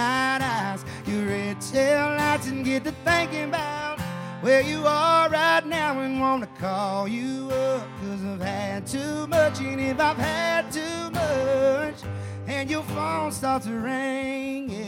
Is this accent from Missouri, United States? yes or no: no; Charleston, South Carolina, United States; moved away as an adult; now in Nashville, United States; I'm from Charleston, South Carolina. Been living here for about a year and a half now.